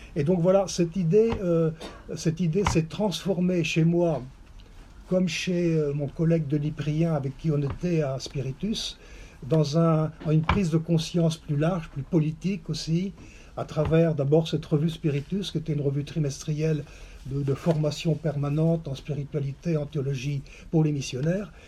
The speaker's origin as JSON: {"language": "French", "area": "Vendée", "region": "Pays de la Loire", "country": "France", "also_born_or_lived": "Côtes-du-Nord", "moved": "yes", "said": "je suis originaire de la Vendée"}